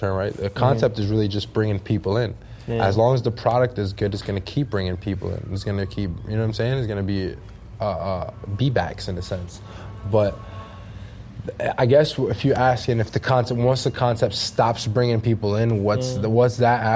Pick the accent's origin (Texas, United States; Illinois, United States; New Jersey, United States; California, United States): New Jersey, United States; Jersey City; I was born and raised in Jersey City